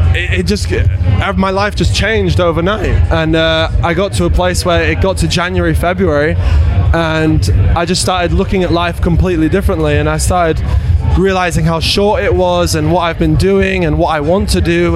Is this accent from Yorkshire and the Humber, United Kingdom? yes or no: yes; Leeds, Yorkshire and the Humber, United Kingdom; hometown show. We're, we're from Leeds